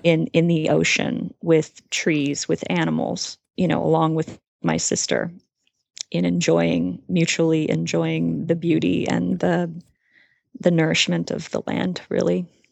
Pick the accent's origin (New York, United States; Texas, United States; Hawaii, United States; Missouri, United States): Hawaii, United States; I grew up in Hawaii and I have a twin sister